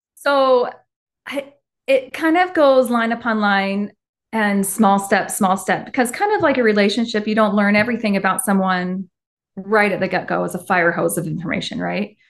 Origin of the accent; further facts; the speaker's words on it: Henderson, Nevada, United States; moved away as an adult; now in Utah, United States; I actually grew up in Las Vegas, and then I moved to Utah when I was eighteen to go to the U, and then never left.